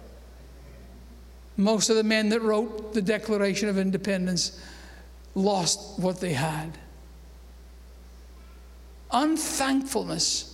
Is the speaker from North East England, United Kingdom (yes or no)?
no; Scotland, United Kingdom; moved away as an adult; now in United States; I might have been born in Scotland